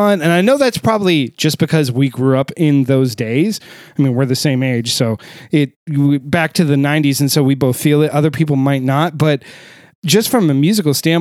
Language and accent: English; United States; I'm American